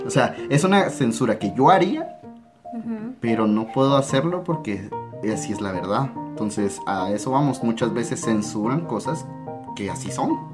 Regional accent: Guatemala; aquí en Guatemala

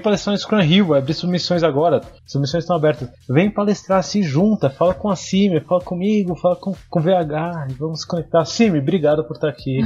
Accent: Brazil; a gente do Brasil

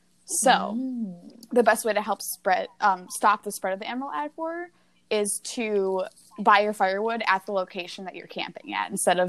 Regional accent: Minnesota, United States; Well, in my hometown, in way up there in the north in Minnesota, you betcha.

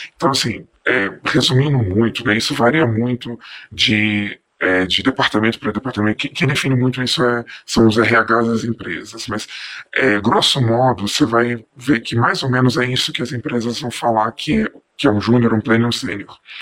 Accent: Belo Horizonte, Minas Gerais, Brazil; eu sou daqui de Belo Horizonte

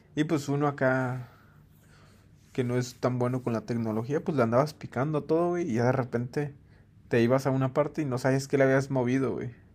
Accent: Mexico; como mexicano

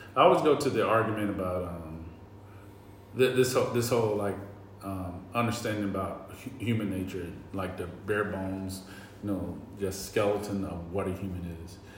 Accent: North Carolina, United States; I'm from the South, I'm from North Carolina

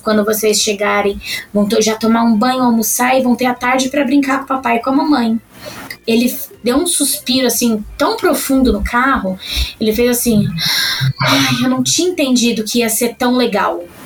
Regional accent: São Paulo, Brazil; eu sou paulista paulistana

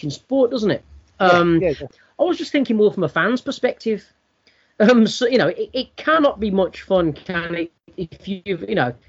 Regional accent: United Kingdom; as a British sports fan

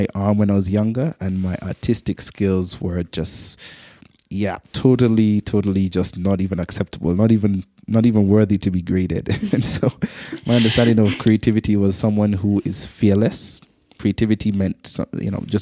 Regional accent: Antigua & Barbuda; I grew up in the Caribbean island of Antigua, twin island state of Antigua and Barbuda

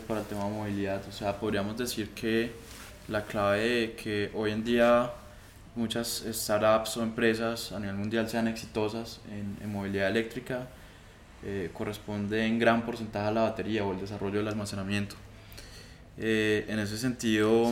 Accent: Colombia

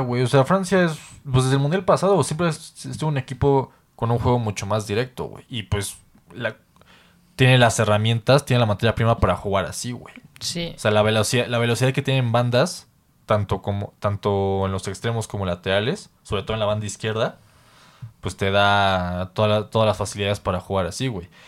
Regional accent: Mexico; nosotros como mexicanos

